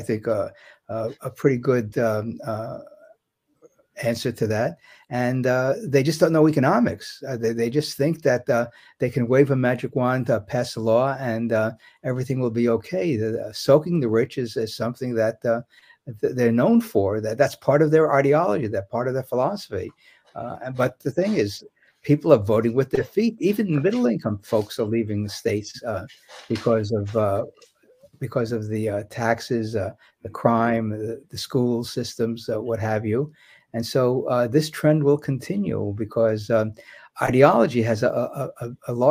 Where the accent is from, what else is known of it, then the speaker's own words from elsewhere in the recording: Germany; moved away; I was born in West Germany after World War II.